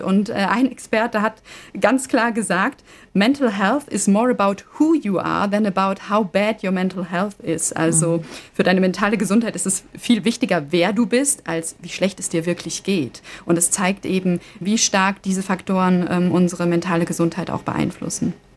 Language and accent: German; Germany; bei uns in Deutschland